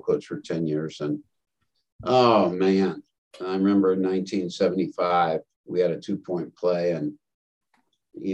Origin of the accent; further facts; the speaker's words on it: Northampton, Massachusetts, United States; I grew up in Northampton, Massachusetts.